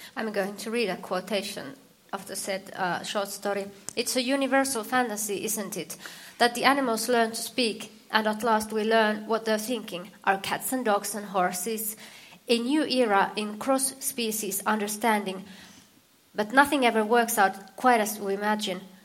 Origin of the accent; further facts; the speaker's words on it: Finland; I'm from Finland.